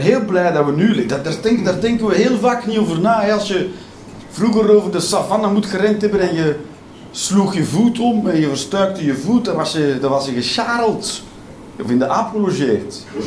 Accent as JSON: {"language": "Dutch", "country": "Belgium", "said": "ik ben een Belg"}